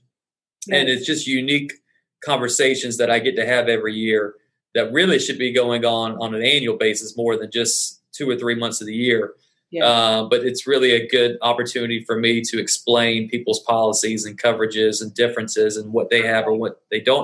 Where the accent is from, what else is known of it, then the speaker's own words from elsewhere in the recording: Columbia, South Carolina, United States; moved away as an adult; now in Charleston, United States; I'm originally from Columbia, South Carolina. So just two hours down the road. And I moved here in 2013.